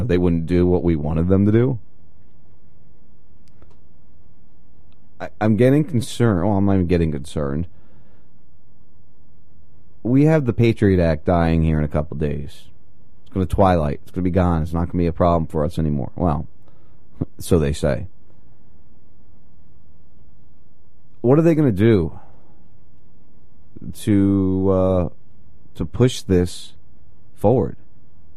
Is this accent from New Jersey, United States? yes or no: yes; New Jersey, United States; moved away; I grew up in Jersey, in the area of where I grew up